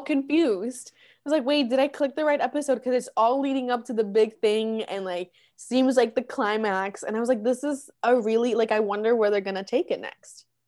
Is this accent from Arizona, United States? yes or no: no; Orlando, Florida, United States; first language Spanish; English is a second language; also born or lived in Medellín, Colombia; I grew up in Orlando